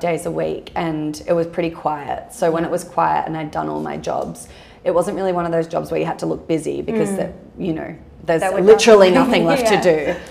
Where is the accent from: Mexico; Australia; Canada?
Australia; Byron Bay, New South Wales; growing up in Byron with like an alternative single mum